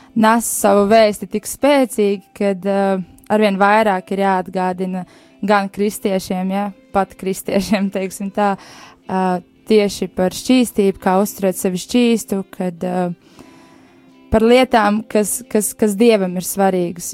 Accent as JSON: {"language": "Latvian", "town": "Bauska", "region": "Bauska Municipality", "country": "Latvia", "said": "es esmu no Bauskas"}